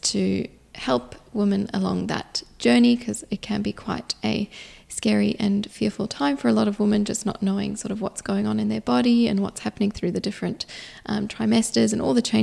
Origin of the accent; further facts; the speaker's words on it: South Africa; now in Perth, Australia; I was born in South Africa and then immigrated here to Australia